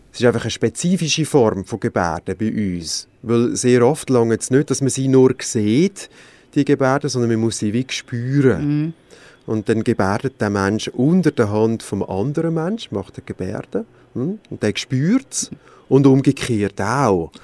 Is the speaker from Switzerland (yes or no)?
yes; Switzerland; bei uns in der Schweiz